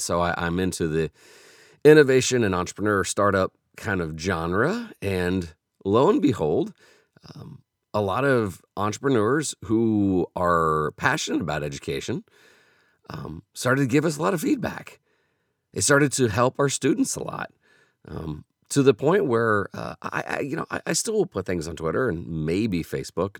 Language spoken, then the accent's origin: English; Indianapolis, Indiana, United States; I was from Indianapolis